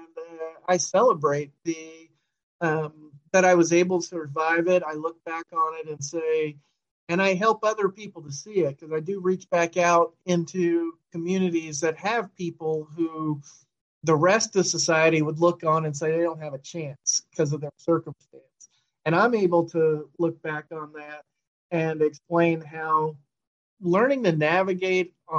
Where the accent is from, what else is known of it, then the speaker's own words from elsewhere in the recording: New York City, New York, United States; now in Sacramento, United States; I was born in the Bronx. That's where we grew up, and everybody we knew was kind of from there.